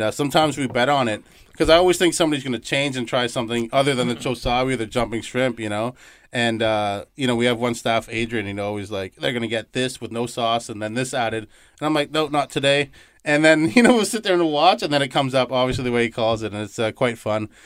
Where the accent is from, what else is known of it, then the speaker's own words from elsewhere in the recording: Toronto, Ontario, Canada; moved away as an adult; now in Winnipeg, Canada; I was uh, born and raised in Canada, uh, Toronto, Ontario